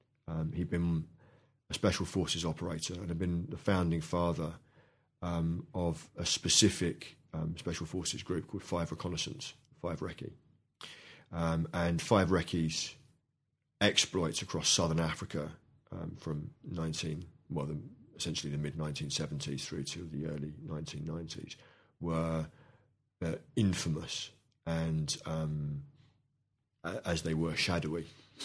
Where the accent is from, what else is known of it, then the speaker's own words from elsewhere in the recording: London, United Kingdom; Initially, when I was brought up in London in the 70s, you know, the default position, both at home and at school